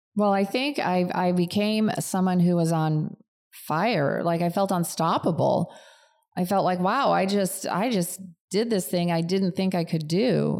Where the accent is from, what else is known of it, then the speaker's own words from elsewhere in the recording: outside of Chicago, Illinois, United States; moved away as an adult; also born or lived in Cleveland, Ohio; now in California, United States; I really grew up outside of Chicago